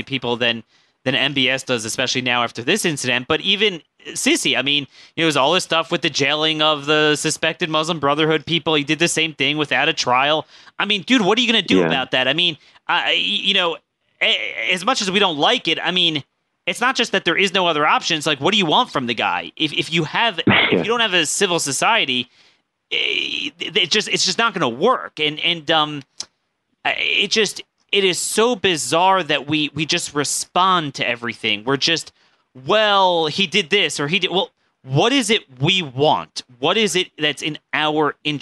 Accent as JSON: {"language": "English", "country": "United States", "said": "as an American"}